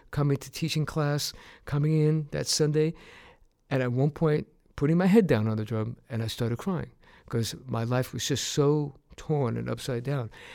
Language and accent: English; New York City, New York, United States; moved away; My parents are from Puerto Rico, and I was raised in New York City